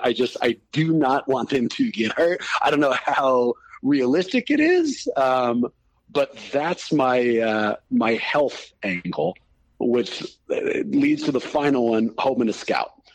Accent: Oakland, California, United States; Born and raised in the San Francisco Bay Area

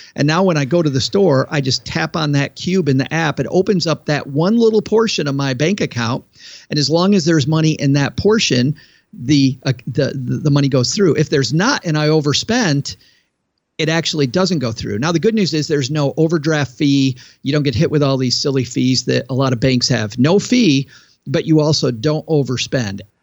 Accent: West Michigan, United States; I grew up in West Michigan, which was farm country, and as a kid, I worked in countless fields in my neighbor's farms

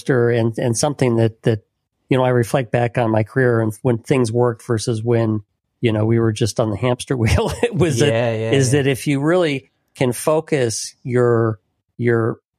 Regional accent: Illinois, United States; You know, I grew up in Illinois

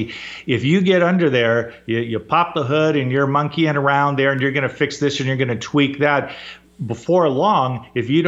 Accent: Fullerton, California, United States; where I grew up in Southern California, in Fullerton, California

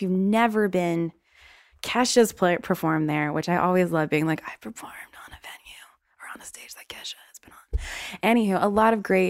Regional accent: the South, United States; accent: Southern

